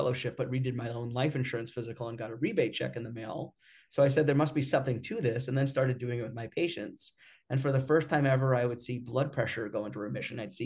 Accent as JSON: {"language": "English", "region": "New York", "country": "United States", "tie": "born or raised there", "said": "I grew up in New York"}